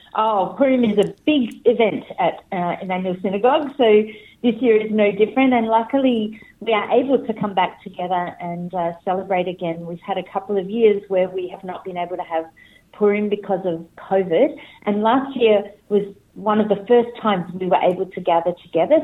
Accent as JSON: {"language": "English", "town": "Adelaide", "region": "South Australia", "country": "Australia", "tie": "born or raised there", "moved": "yes", "lives_now": "Sydney, Australia", "said": "I was born in Adelaide, in South Australia, which is a very small Jewish community, and I grew up there"}